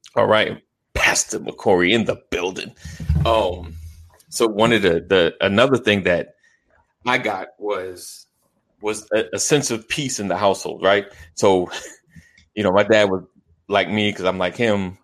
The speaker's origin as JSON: {"language": "English", "town": "Roosevelt", "region": "New York", "country": "United States", "tie": "born or raised there", "said": "I grew up in New York, Roosevelt, New York"}